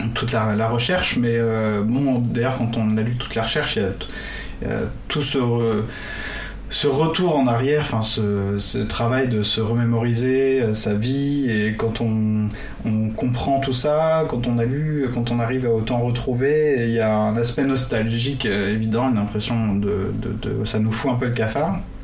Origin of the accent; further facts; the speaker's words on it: Brittany, France; dans mon enfance, justement, en Bretagne